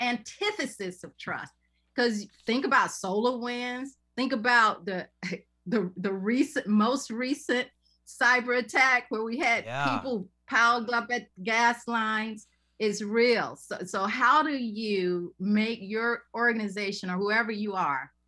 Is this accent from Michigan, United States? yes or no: no; Macon, Georgia, United States; I used to build clay forts in the Red Hills of Georgia, in Macon, Georgia